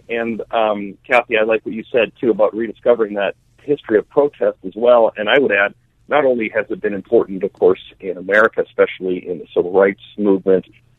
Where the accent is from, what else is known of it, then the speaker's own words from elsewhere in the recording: Canada; now in United States; I'm Canadian originally. I've been in the States for like a long time though